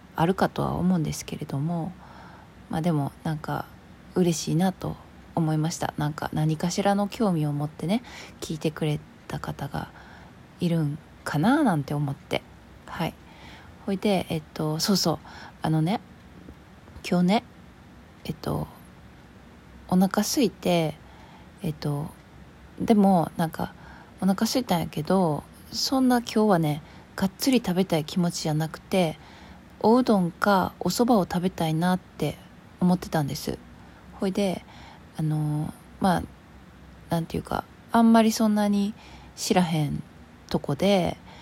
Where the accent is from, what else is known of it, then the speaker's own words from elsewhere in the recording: Kansai, Japan; 私ほら関西人なんで